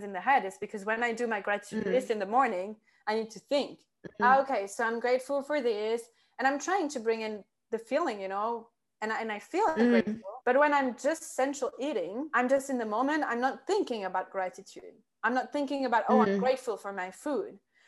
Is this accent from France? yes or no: yes; France; moved away as an adult; also born or lived in south of France; being locked for almost a year now in France, in my hometown, in my parents' house